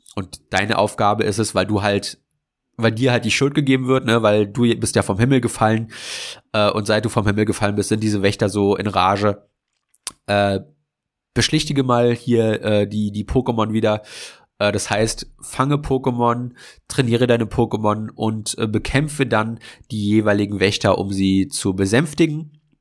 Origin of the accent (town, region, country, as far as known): Germany